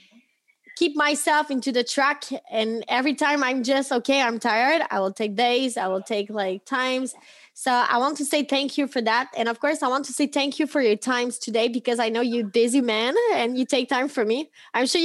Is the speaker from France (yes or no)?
yes; France; accent: French; English is a second language; sorry for my big accent, French girl, but I hope you really really love it.